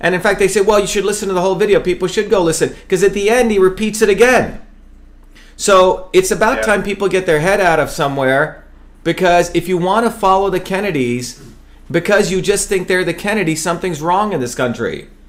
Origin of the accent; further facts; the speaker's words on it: India; moved away as an adult; now in Massachusetts, United States; But I'm an untouchable from India. We don't care about that. I came to America because we're not supposed to have an aristocracy.